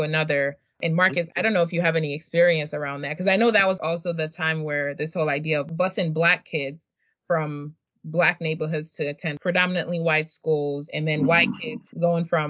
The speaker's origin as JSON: {"language": "English", "country": "Nigeria", "tie": "born or raised there", "moved": "yes", "lives_now": "United States", "said": "I was born in Nigeria."}